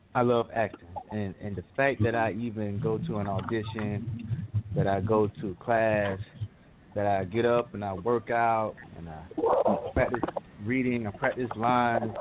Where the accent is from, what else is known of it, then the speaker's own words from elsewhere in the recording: Aiken, South Carolina, United States; now in Lawrenceville, United States; I'm from Aiken, South Carolina